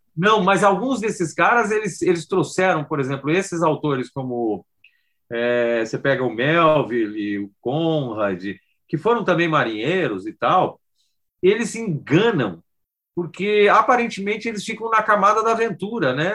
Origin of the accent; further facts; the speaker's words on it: Rio Grande do Sul, Brazil; moved away; also born or lived in São Paulo; é gaúcho como eu, já ouvi todas as piadas que eu tive que ouvir, morei 20 anos em São Paulo, sou brasileiro